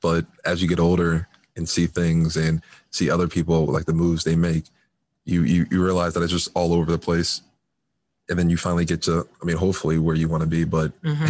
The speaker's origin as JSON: {"language": "English", "region": "New Jersey", "country": "United States", "moved": "as an adult", "lives_now": "Massachusetts, United States", "said": "I'm originally from Jersey, ever since moving up to Massachusetts"}